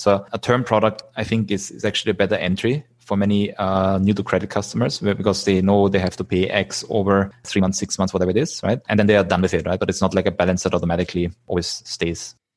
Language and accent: English; Vienna, Austria; moved away as an adult; also born or lived in United States / Zurich / Singapore; now in Philippines; I'm originally from Austria, from Vienna